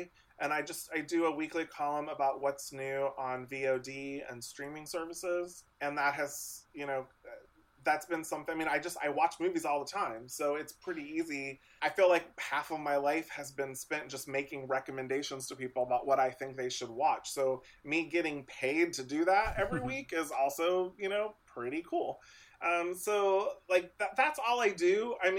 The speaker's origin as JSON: {"language": "English", "town": "Lewisburg", "region": "Ohio", "country": "United States", "tie": "born or raised there", "said": "if you would have told me growing up in Lewisburg, fucking Ohio, that one day I was going to get like screeners for like, you know, Oscar season, give me a break."}